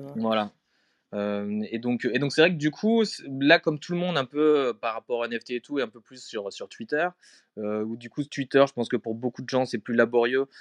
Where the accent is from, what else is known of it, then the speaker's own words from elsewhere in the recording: Strasbourg, Grand Est, France; moved away as an adult; also born or lived in Paris / Berlin / Sweden; now in Stockholm, Sweden; j'ai grandi à Strasbourg euh, et après je suis venu à Paris quand j'avais 20 ans